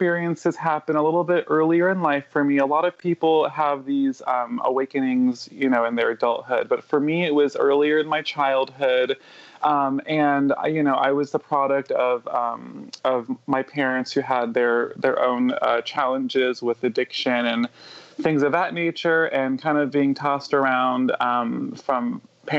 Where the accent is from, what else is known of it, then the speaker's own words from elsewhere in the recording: California, United States; also born or lived in New York; I was taken back from New York when I was a little under 10. And then I was here in California